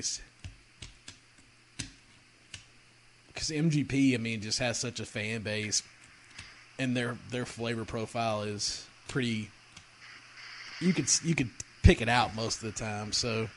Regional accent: Kentucky, United States; I'm from Kentucky

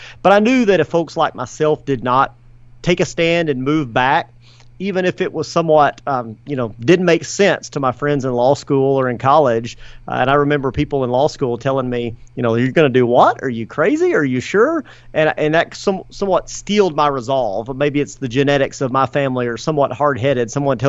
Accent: Stamford, Texas, United States; moved back to Stamford.

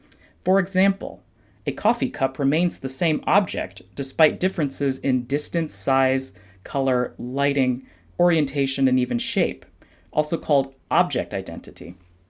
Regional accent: Fort Worth, Texas, United States; I grew up in Fort Worth, Texas. My mom is from Vientiane, Laos. And my dad is from Paris, Texas. My mom's Asian, my dad is white.

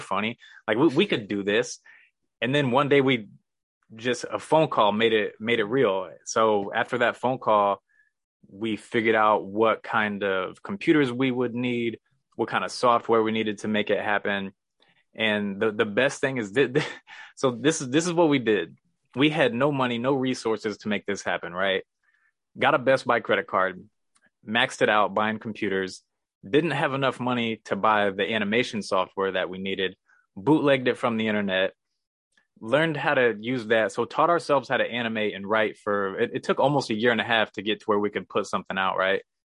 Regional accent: Missouri, United States; moved away as an adult; also born or lived in San Diego; I'm from Missouri

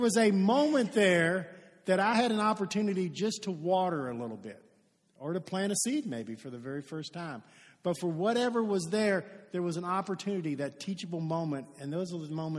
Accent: Shively, Kentucky, United States; I'm from Shively, okay? That's where I was born

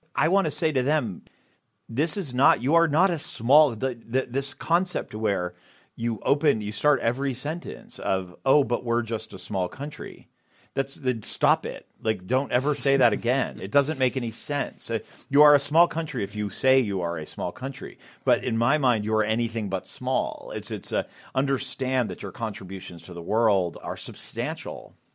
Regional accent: Boston, Massachusetts, United States; moved away; I'm from Boston

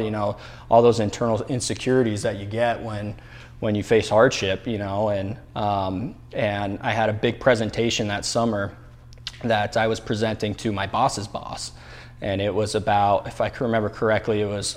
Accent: Albuquerque, New Mexico, United States; now in Arizona, United States; I grew up in Albuquerque, New Mexico

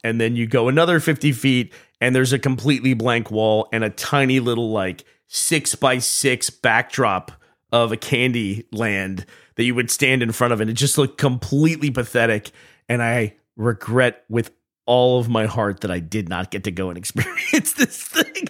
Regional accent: Austin, Texas, United States; moved away as an adult; now in Scotland, United Kingdom; I'm from Austin

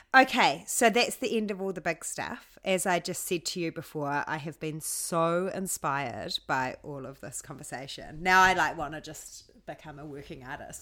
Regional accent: Hamilton, Waikato, New Zealand; now in Mount Maunganui, New Zealand; I'm from Hamilton, Hamilton

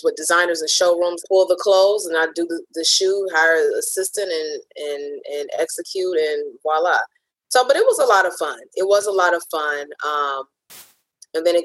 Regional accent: Cleveland, Ohio, United States; moved away as an adult; also born or lived in New Jersey / New York; I'm originally from Cleveland

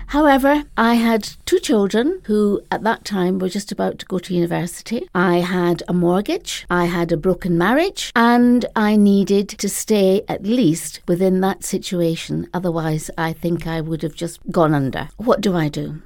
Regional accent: Edinburgh, Scotland, United Kingdom; moved away as an adult; also born or lived in London / Spain; I first started teaching in Edinburgh, my hometown.

